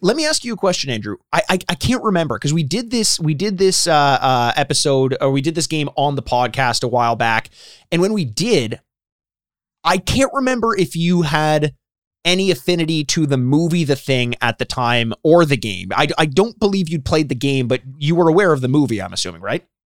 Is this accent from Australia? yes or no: no; Canada; I am Canadian